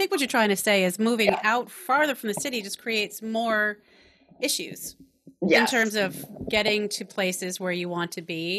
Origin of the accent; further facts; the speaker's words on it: New England, United States; also born or lived in California; I'm from New England.